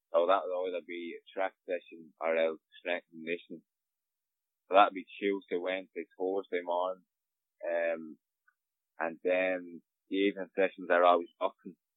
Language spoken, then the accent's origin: English; Dublin, Leinster, Ireland; I'm from Dublin, so I go home to my own house.